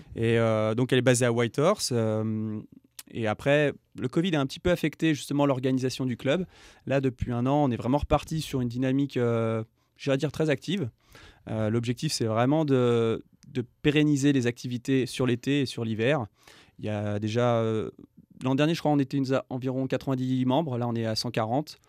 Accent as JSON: {"language": "French", "country": "France", "moved": "as an adult", "lives_now": "Yukon, Canada", "said": "je suis français, expatrié au, Yukon"}